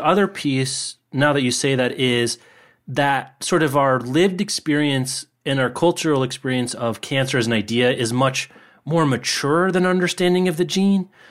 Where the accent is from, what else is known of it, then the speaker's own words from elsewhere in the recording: Lawrence, Kansas, United States; in my hometown of Lawrence